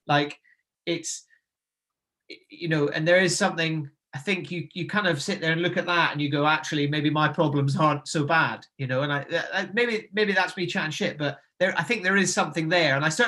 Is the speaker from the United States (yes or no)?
no; Nairn, Scotland, United Kingdom; You know, like I said, I grew up in Nairn, so, you know, voted one of the best beaches in the UK.